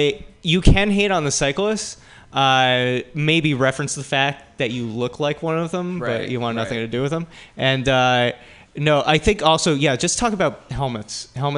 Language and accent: English; New Jersey, United States; I grew up in New Jersey, and it's all 2-lane backcountry roads